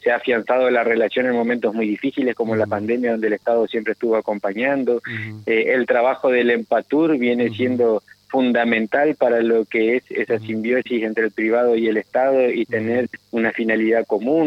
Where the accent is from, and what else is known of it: Paraná, Entre Ríos, Argentina